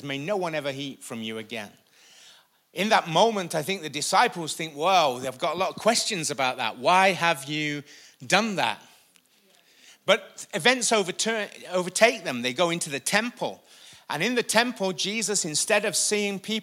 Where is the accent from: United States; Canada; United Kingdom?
United Kingdom; I'm British.